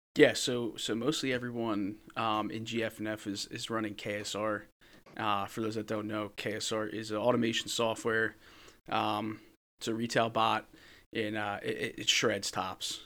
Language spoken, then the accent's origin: English; New Jersey, United States; I'm from New Jersey